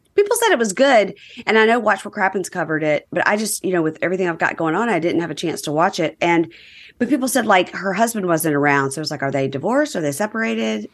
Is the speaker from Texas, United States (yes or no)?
no; Mississippi, United States; accent: Southern; I have a Southern accent too. I'm from Mississippi